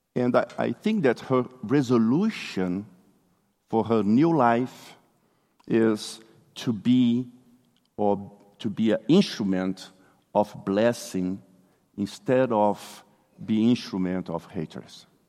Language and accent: English; Brazil; English is a second language; moved away; I'm originally from Brazil